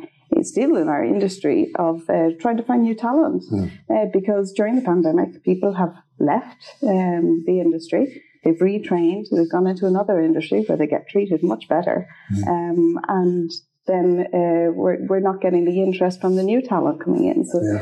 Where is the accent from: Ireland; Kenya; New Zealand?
Ireland; Straffan, Leinster; moved away as an adult; now in Sweden; I come from Strathfin and Kildare